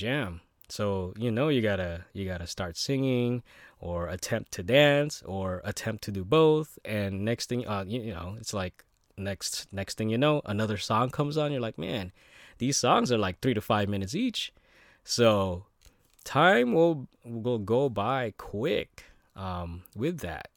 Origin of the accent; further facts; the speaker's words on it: United States; growing up in America